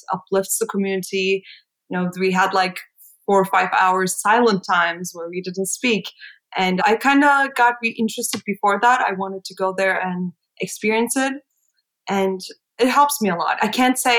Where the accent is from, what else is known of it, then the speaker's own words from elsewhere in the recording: Istanbul, Turkey; English is a second language; moved away as an adult; now in New York, United States; I'm from Istanbul, Turkey. I have spent all my life up until moving to go to NYU, to New York. So I was there all my life